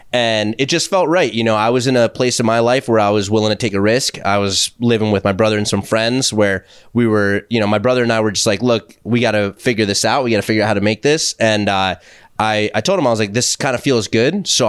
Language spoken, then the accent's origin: English; Vancouver, British Columbia, Canada; all right, I'm from Vancouver, so what's the best bagel in Manhattan?